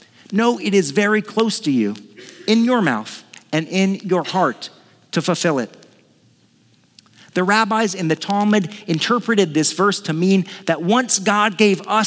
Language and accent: English; United States